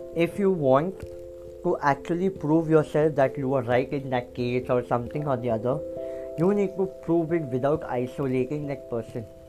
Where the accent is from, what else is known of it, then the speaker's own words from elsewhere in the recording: Kolkata, West Bengal, India; I am from Kolkata